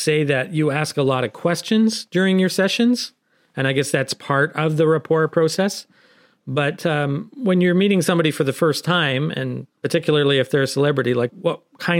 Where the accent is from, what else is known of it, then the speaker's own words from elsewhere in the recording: Niagara, Ontario, Canada; I'm from Niagara.